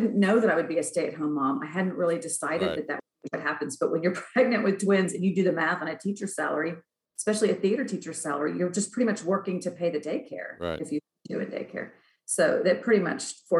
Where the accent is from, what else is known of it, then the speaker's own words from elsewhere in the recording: Plano, Texas, United States; also born or lived in Kansas City; I'm originally from Kansas City, but moved to Plano when I was very young, when I was 10. And I grew up in the Plano area